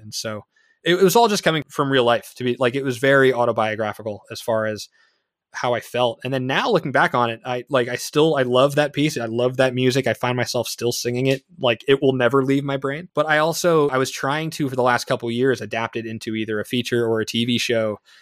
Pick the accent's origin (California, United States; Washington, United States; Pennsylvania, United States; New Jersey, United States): New Jersey, United States; East Brunswick; my hometown's the next town over from new brunswick so i'm from east brunswick new jersey